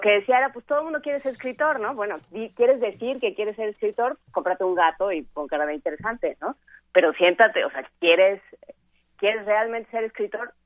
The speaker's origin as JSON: {"language": "Spanish", "region": "Mexico City", "country": "Mexico", "tie": "born or raised there", "said": "crecí, nací, crecí en Ciudad Universitaria"}